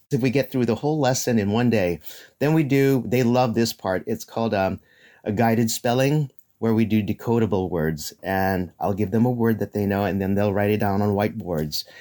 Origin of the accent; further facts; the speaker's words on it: Philippines; we're Filipino, and they refer to me as Ninong